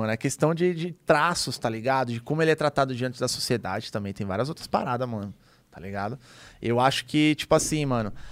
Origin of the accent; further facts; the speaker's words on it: São Paulo, Brazil; Eu, eu vim do Grajaú, mano. Eu morava perto do terminal Grajaú.